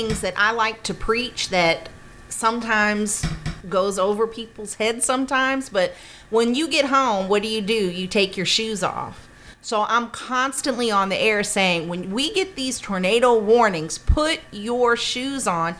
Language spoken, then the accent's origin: English; Florida, United States; growing up in Florida